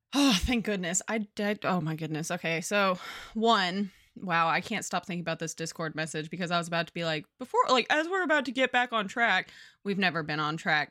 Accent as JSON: {"language": "English", "region": "Southern California", "country": "United States", "tie": "born or raised there", "said": "I grew up in Southern California."}